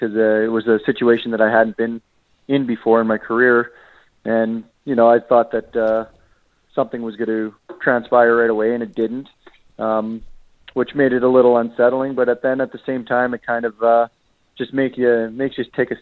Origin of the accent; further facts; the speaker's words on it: Regina, Saskatchewan, Canada; I'm born and raised in Regina